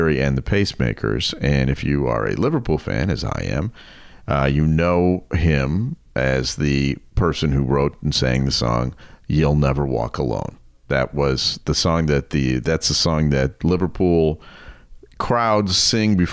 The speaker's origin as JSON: {"language": "English", "country": "Germany", "tie": "born or raised there", "moved": "yes", "lives_now": "United States", "said": "I grew up in Germany"}